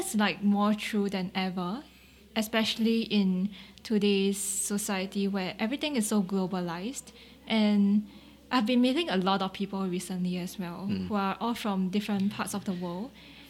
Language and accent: English; Singapore; the things that you see that you grew up with in Singapore that makes the experience, right? And then it comes back to the unique part of it is that my ethnicity adds color to who I am.